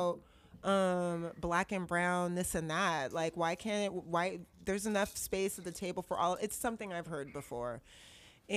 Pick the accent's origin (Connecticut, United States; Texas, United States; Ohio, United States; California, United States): California, United States; Berkeley; I grew up in Berkeley.